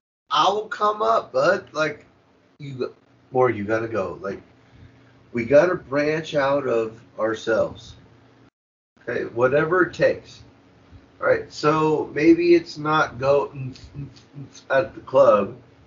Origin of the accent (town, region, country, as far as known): United States